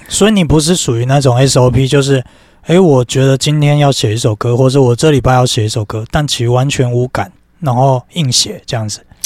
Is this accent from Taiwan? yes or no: yes; Kaohsiung, Taiwan; moved away as an adult; now in Taipei, Taiwan; 我后来发现我们都是高雄人呢